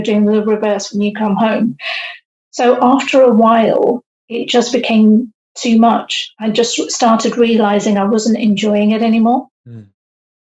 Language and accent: English; United Kingdom; also born or lived in India; living in the UK. So we moved to the UK, I was age 6. And so all of my upbringing and everything I have known has been UK based